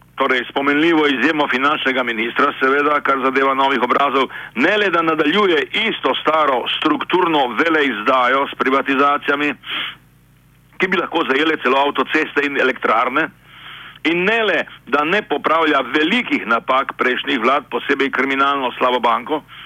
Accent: Slovenia

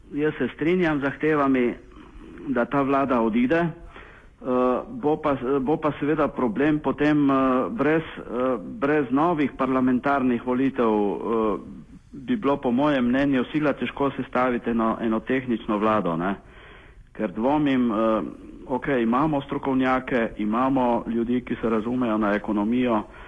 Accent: Slovenia

